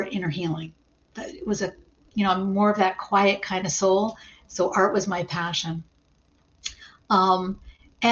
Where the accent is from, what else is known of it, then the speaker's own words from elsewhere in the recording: Toronto, Ontario, Canada; moved away as an adult; now in Rochester, United States; my home is Toronto, or just in that vicinity in Canada